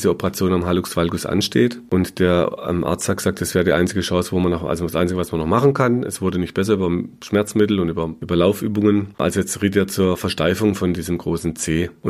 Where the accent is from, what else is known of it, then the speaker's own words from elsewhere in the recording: Baden-Württemberg, Germany; Bei uns im Schwarzwald war oft das, der Quarkumschlag so ein äh, Mittel der Wahl